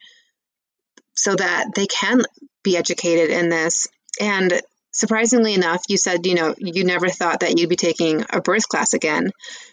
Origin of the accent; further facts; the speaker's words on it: Michigan, United States; moved away as an adult; also born or lived in California / Colorado; So I am a Midwest girl. I'm from Michigan.